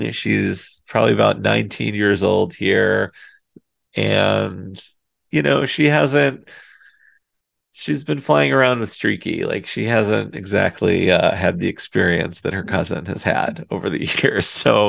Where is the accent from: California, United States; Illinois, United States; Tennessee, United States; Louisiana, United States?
Illinois, United States; Chicago; I'm from Chicago. I live in Chicago